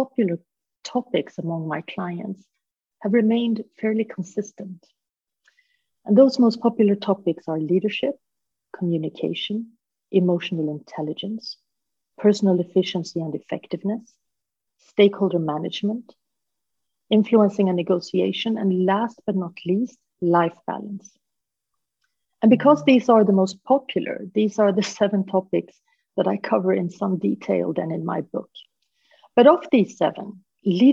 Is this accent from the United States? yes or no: no; Sweden; moved away as an adult; also born or lived in Hong Kong; I am half Swedish, half Peruvian. I grew up in Sweden